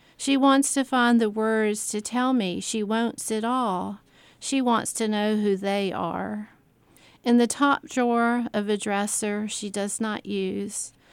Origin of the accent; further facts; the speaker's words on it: Columbia, South Carolina, United States; I, I grew up in part In North Carolina, there was a, uh, mid, the middle years, age maybe five to ten, I lived in North Carolina on the coast, and we went back to South Carolina